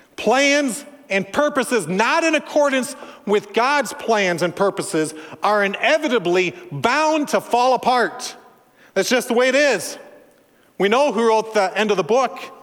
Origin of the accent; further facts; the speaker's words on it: Minnesota, United States; I'm from Minnesota, land of Scandinavians and Germans, Norwegians, pretty restrained people